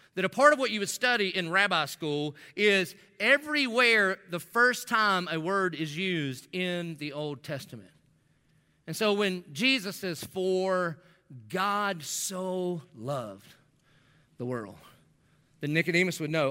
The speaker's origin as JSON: {"language": "English", "region": "the South", "country": "United States", "said": "I'm from the South."}